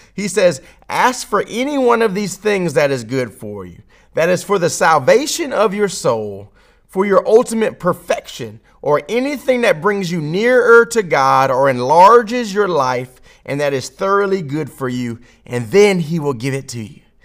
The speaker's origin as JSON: {"language": "English", "town": "Baton Rouge", "region": "Louisiana", "country": "United States", "tie": "born or raised there", "said": "someone who's born in Baton Rouge, Louisiana, in America"}